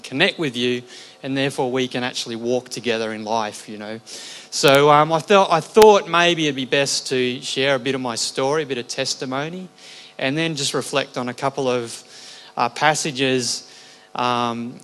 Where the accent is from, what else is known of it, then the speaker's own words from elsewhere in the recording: Redcliffe, Queensland, Australia; I grew up in Clontarf Baptist Church when it was a little fibro hall as a child